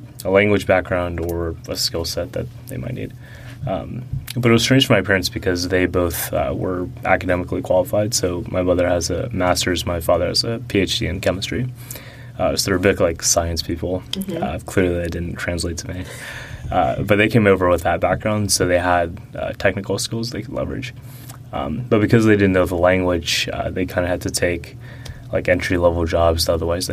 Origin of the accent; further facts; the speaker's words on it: Atlanta, Georgia, United States; first language Russian; English is a second language; We were in Atlanta proper at first, and then we went to the suburbs